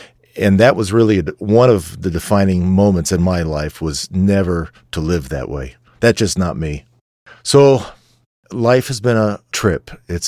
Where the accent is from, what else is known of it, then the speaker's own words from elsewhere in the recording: Warren Township, New Jersey, United States; I'm from Warren Township, New Jersey